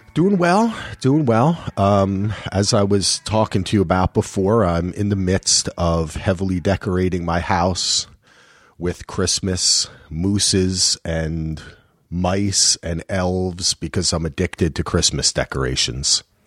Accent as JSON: {"language": "English", "region": "New Jersey", "country": "United States", "said": "I'm from New Jersey"}